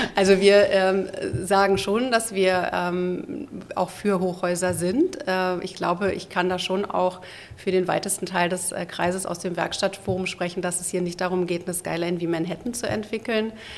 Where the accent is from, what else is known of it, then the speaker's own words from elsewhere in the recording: Berlin, Germany; also born or lived in Wilmersdorf, Berlin; ich bin in Wilmersdorf geboren, mhm. äh, bin dann in Zehlendorf zwar aufgewachsen